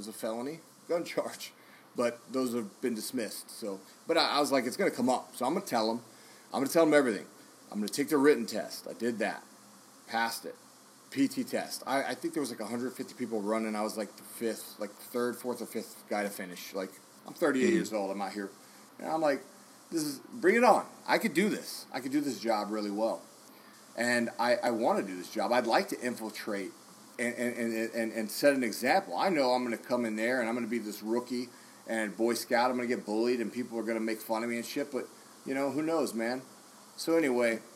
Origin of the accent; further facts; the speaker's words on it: Dallas, Texas, United States; you and I are from there